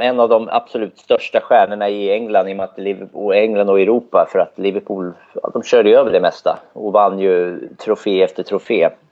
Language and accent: Swedish; Södermanland, Sweden; now in Örebro, Sweden; Jag är från Sörmland från början